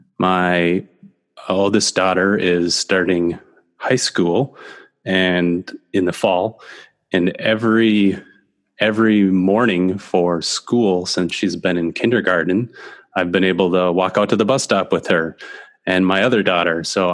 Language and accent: English; Minneapolis, Minnesota, United States; I grew up in South Minneapolis in Minnesota. And I think I was born at the University of Minnesota and lived in South Minneapolis until I was about 8 years old